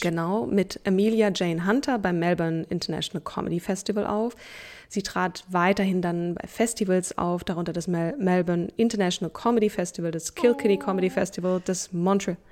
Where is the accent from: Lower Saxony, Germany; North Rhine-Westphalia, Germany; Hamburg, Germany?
Hamburg, Germany; moved away; also born or lived in Berlin; Hamburg, meine alte Heimat